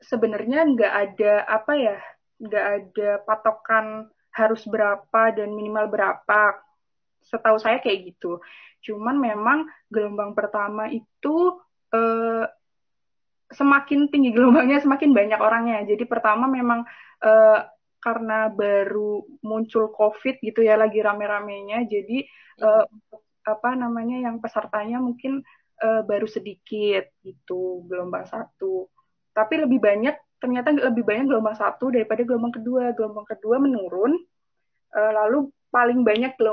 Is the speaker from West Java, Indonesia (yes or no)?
no; Tegal, Central Java, Indonesia; saya kan asli Tegal gitu.